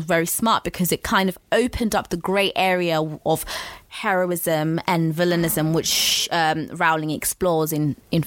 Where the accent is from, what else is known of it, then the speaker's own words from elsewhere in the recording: South Africa; I'm South African.